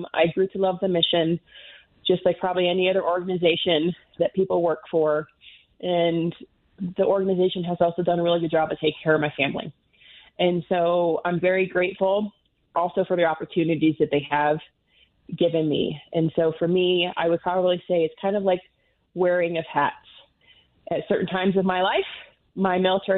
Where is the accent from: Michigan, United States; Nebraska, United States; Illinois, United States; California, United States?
Nebraska, United States; moved away as an adult; now in Colorado Springs, United States; I am originally from Nebraska